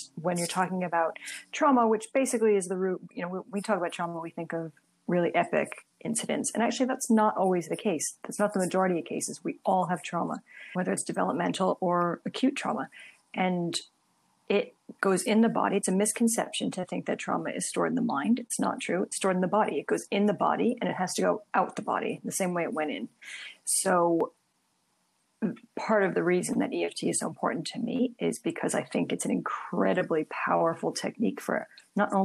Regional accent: Princeton, New Jersey, United States; moved away as an adult; now in London, United Kingdom; I'm from Princeton, New Jersey originally, but I've lived in London for over 13 years now

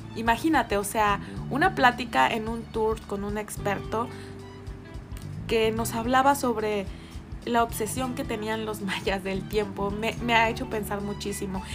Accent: Mexico; yo soy mexicana

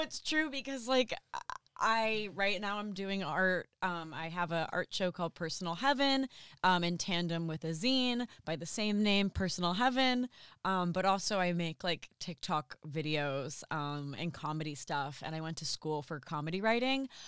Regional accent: New Jersey, United States; also born or lived in Boston; now in Los Angeles, United States; I moved from Boston to, um, uh, to L A. I'm originally from New Jersey.

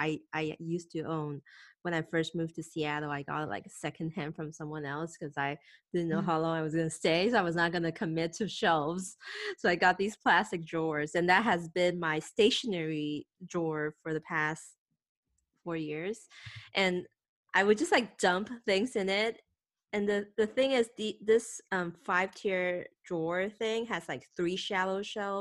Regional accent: Thailand; English is a second language; also born or lived in Taiwan; I moved to Thailand from Taiwan at age of 8, so that was second grade.

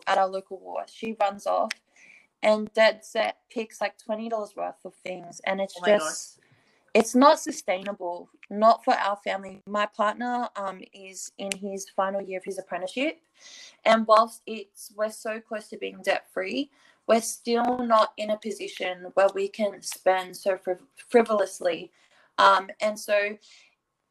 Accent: Australia; I'm from Australia

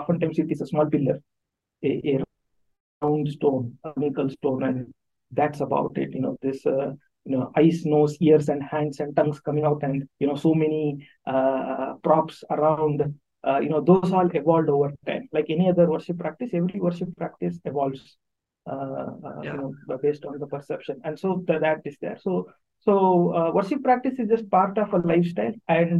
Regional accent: Tamil Nadu, India; first language Tamil; English is a second language; I am a Tamil from Tamil Nadu, so born and raised here.

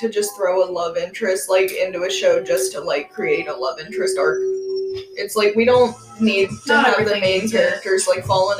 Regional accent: United States

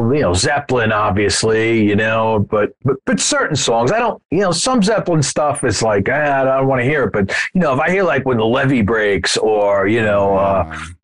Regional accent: United States; being an American

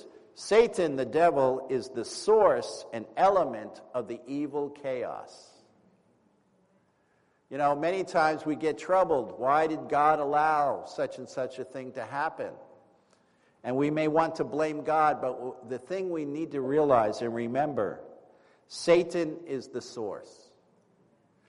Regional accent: East Coast, United States; moved away; also born or lived in California / New York; I was from the East Coast

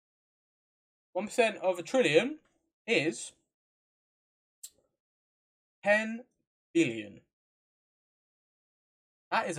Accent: England, United Kingdom; we're English

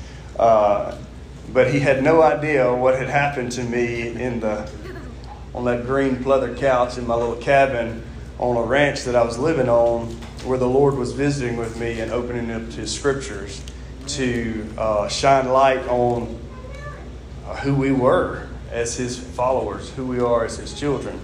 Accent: Mississippi, United States; from Mississippi

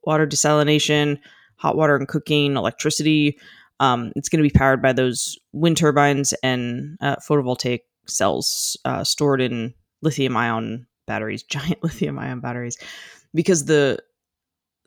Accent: United States; as an American

